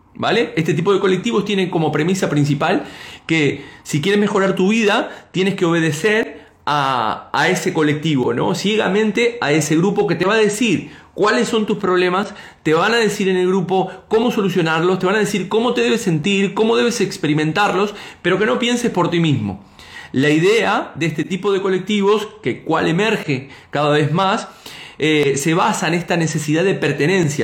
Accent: Argentina; now in Spain; como decimos en mi tierra

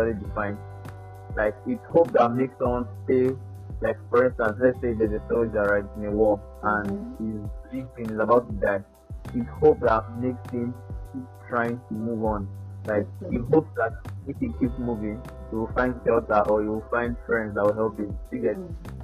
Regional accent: Nigeria; as a Nigerian, an average Nigerian

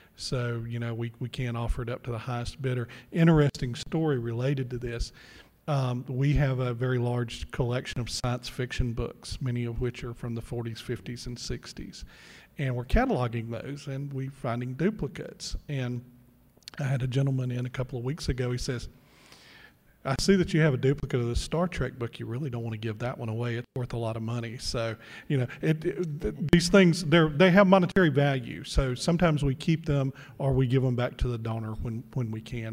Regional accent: Mississippi, United States; we're both from Mississippi

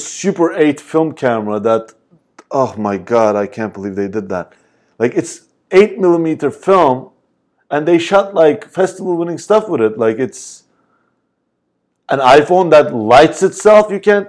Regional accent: Turkey; and I'm from Turkey, like, if I was like some guy, maybe they'd be like, oh, you know what, he's not gonna be good at anything

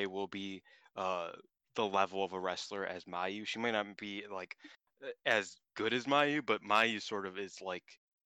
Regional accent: United States; I'm from America

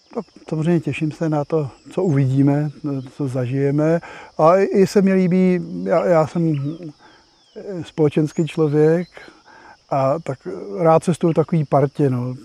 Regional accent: Prague, Czechia; je mi pětašedesát. A jsem z Prahy.

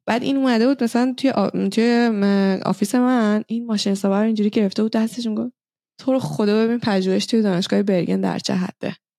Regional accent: Iran; now in Norway; ما ایرانی هستیم

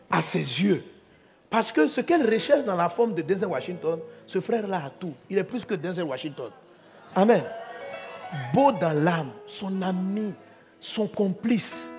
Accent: Côte d’Ivoire; Moi, je suis moi, je suis Ivoirien.

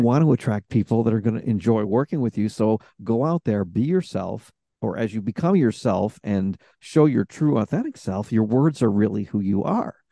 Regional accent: Rochester, New York, United States; I'm from Rochester, New York, which isn't too far from Toronto

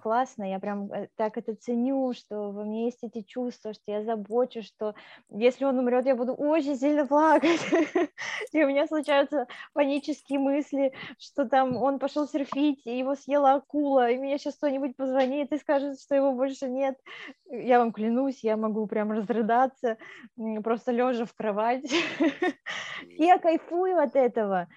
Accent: Moldova; moved away; я сама из Молдавии

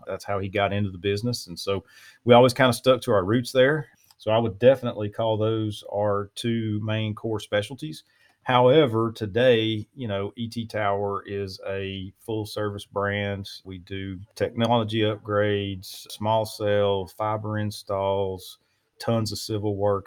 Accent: Louisiana, United States; now in East Texas, United States; I'm born and raised in Louisiana and live in East Texas now

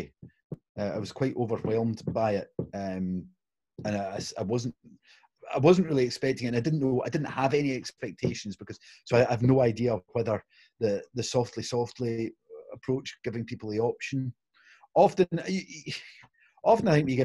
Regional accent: Glasgow, Scotland, United Kingdom; it's Italian a few generations back. But I was born in Glasgow

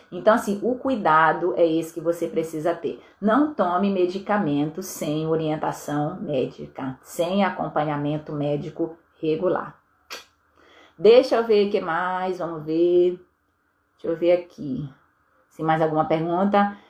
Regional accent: Vitória, Espírito Santo, Brazil; eu sou de Vitória, no Espírito Santo

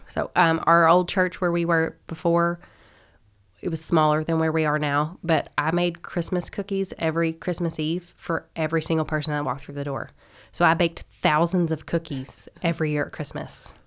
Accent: Owensboro, Kentucky, United States; also born or lived in Lexington, Kentucky; I'm from Owensboro. I was born and raised here

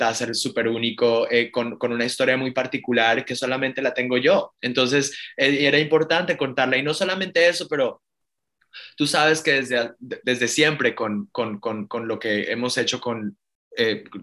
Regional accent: Miami, Florida, United States; Y para mí esto es como un tributo, un, un homenaje, no solamente a mi niñez en South Beach, eh, y al arte de mi padre

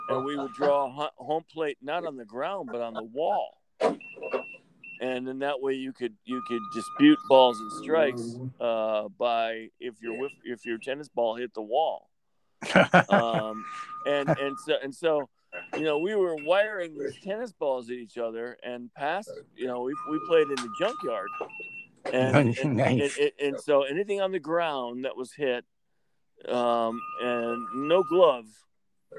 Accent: Scranton, Pennsylvania, United States; growing up in Scranton

